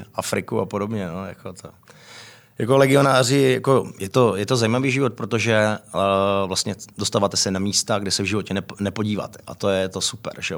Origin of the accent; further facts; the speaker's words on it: Frenštát pod Radhoštěm, Moravian-Silesian Region, Czechia; moved away as an adult; also born or lived in France / England; now in Prague, Czech Republic; odkud pocházím z Frenštátu, je to malé město